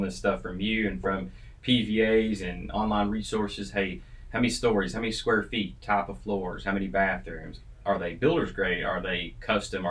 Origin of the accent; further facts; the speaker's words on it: East Kentucky, United States; moved away; I'm from East Kentucky